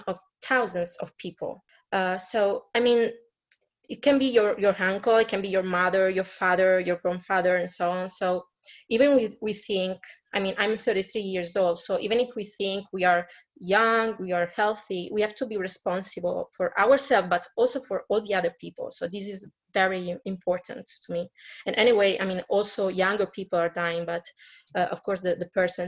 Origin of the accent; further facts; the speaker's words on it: Italy; moved away as an adult; also born or lived in Barcelona, Spain; now in Milwaukee, United States; I'm originally from Italy